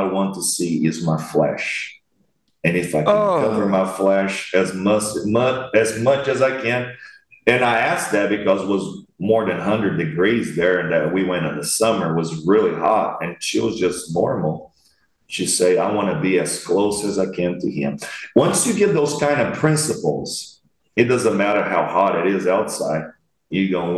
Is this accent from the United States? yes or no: no; Brazil; I'm from Brazil